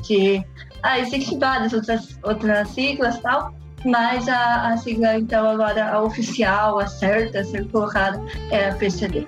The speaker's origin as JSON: {"language": "Portuguese", "town": "Londrina", "region": "Paraná", "country": "Brazil", "tie": "born or raised there", "moved": "as an adult", "lives_now": "Rome, Italy", "said": "eu sou natural de Londrina, no Paraná, e hoje eu moro em Roma, na Itália"}